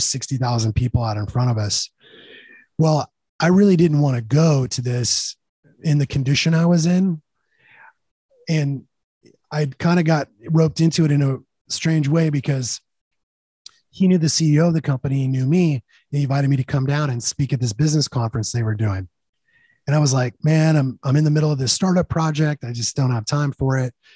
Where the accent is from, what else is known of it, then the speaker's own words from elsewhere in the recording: California, United States; I'm from California